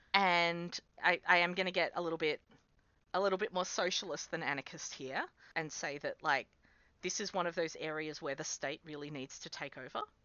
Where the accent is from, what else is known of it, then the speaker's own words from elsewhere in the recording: Central West New South Wales, Australia; moved away as an adult; also born or lived in Sydney, Australia; now in Canberra, Australia; I grew up in Central West New South Wales, where it also gets properly cold.